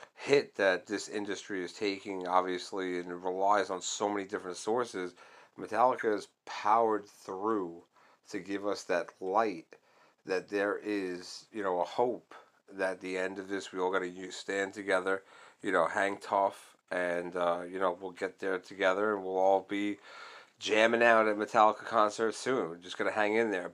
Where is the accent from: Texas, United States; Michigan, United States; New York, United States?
New York, United States; I'm from New York